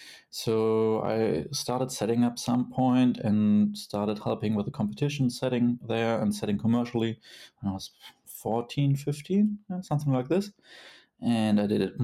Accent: Kassel, Hesse, Germany; my hometown, Kassel

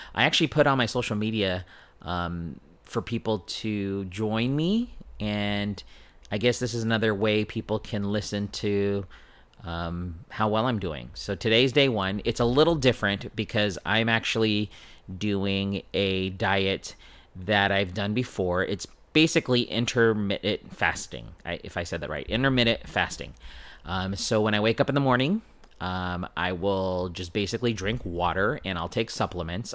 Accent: San Diego, California, United States; born and raised in San Diego

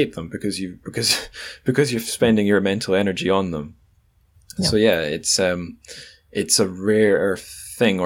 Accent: Scotland, United Kingdom; Being Scottish

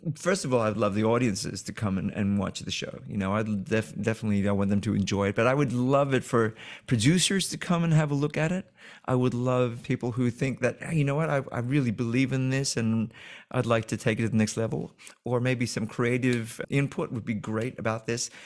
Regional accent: Australia; moved away; also born or lived in London; I've done a lot of big scale productions growing up in Australia

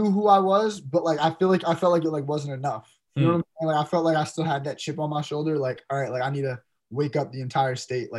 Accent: New Jersey, United States

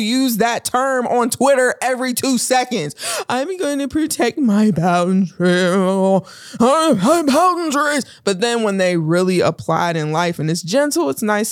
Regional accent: Pittsburgh, Pennsylvania, United States; also born or lived in Homewood, Pennsylvania, United States; growing up in Pittsburgh

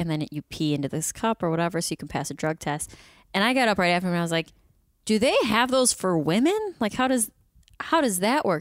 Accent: Midwest, United States; I'm from the Midwest.

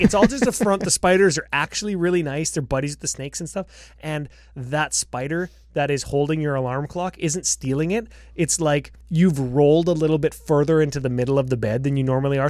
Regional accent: Canada; 'cause we're Canadian.

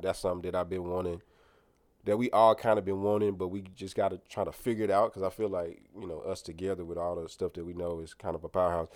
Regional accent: Clayton County, Georgia, United States; also born or lived in Grenada, Mississippi / Oxford, Mississippi (University of Mississippi); went to Lovejoy in Clayton County. That's where we grew up at.

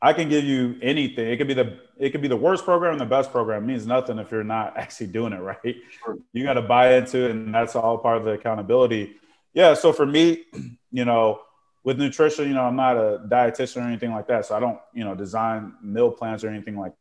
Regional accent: Chicago, Illinois, United States; moved away; I grew up in Chicago

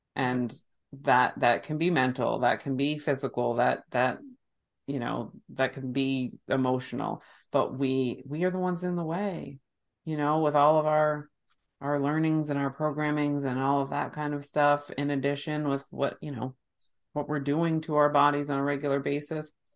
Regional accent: United States; my human body was born and raised in the United States

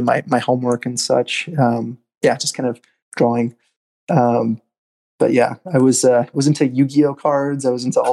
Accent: Southern California, United States; also born or lived in Glendale, California / Eagle Rock / Palmdale; I was born in Glendale, California, and spent most of my life in Southern California

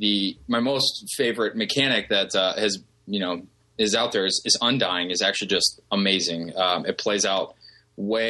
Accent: Columbus, Ohio, United States; I work with a company from my hometown. I'm from Columbus, Ohio

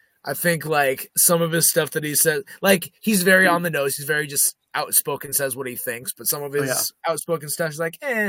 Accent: Omaha, Nebraska, United States; I grew up in Omaha.

